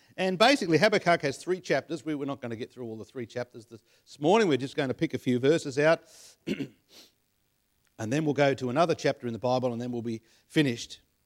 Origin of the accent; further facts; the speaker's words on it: Penrith, New South Wales, Australia; I was born in Penrith, so, uh, I'm a Westie at heart.